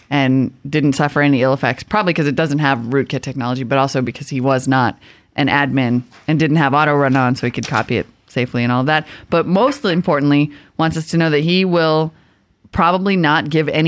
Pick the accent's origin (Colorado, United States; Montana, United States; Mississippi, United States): Montana, United States; also born or lived in Bismarck, North Dakota; now in California, United States; I need to get some people from Montana on that map because that is my home state. And I I went to high school in Bismarck.